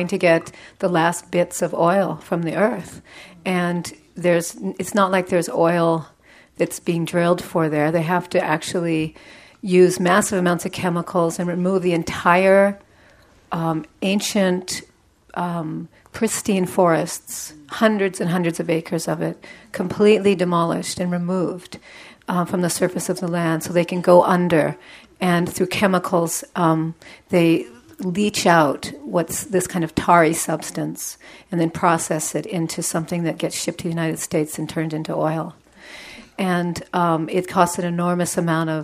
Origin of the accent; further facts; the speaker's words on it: Alberta, Canada; I'm from Alberta.